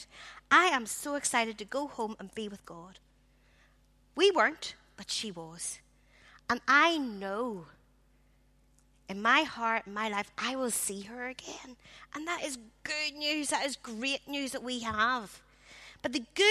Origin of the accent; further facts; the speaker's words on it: Belfast, Northern Ireland, United Kingdom; I grew up in the Congregational Church in Belfast.